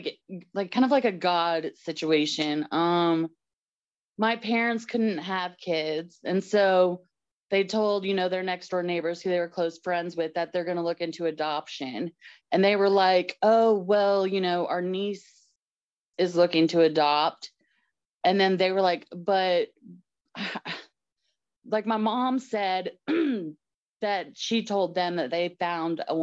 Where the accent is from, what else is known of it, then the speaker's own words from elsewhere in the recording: Georgia, United States; also born or lived in Kentucky; I was born in Kentucky and moved around a little bit as we grew up. My dad worked for IBM. So we didn't even think Georgia would be the resting spot. We just thought it was going to be a quick stop for a couple years and go on, but it ended up being home to us. I was like 7, so it ended up being the home.